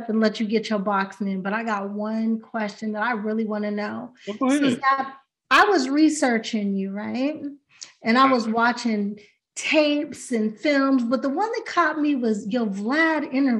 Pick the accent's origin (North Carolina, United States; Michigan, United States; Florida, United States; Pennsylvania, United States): Pennsylvania, United States; Pittsburgh; I'm from Pittsburgh.